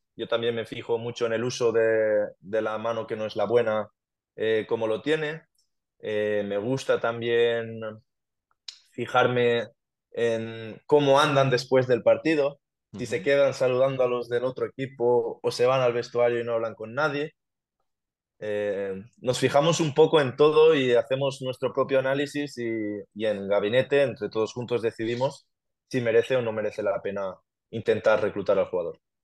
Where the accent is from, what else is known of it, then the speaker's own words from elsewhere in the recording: Genovés, Valencian Community, Spain; yo empecé a jugar en mi pueblo, en Genovés